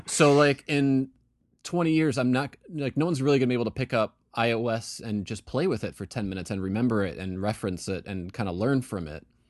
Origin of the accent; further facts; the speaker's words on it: Western New York, United States; I grew up in Western New York